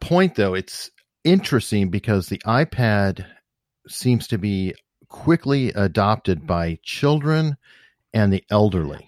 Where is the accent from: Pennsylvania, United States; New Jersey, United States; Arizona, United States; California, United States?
Arizona, United States; Tucson; I grew up on the northwest part of town